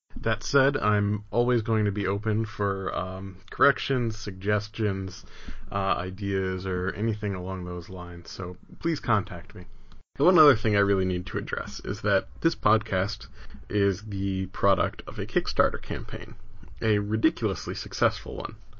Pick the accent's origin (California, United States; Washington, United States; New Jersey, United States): New Jersey, United States; now in Providence, United States; I grew up in New Jersey, and I'm not sad I left.